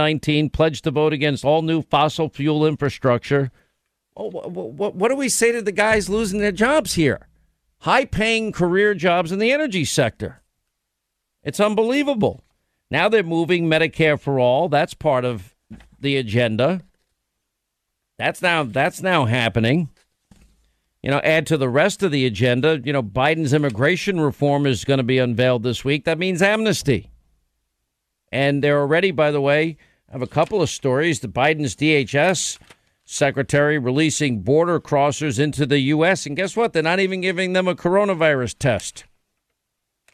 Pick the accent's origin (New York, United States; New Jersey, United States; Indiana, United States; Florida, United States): New York, United States; I'm from New York